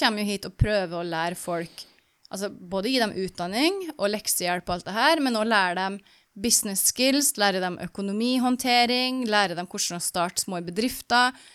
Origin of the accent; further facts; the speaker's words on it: Norway; moved away; jeg som nordmann